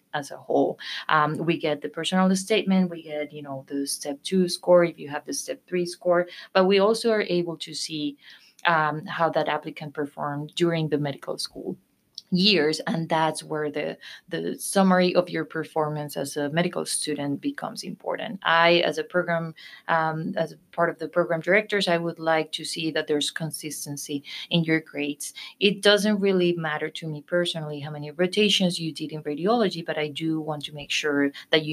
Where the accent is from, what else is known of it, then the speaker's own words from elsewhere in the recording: Colombia; moved away as an adult; I am from Colombia, South America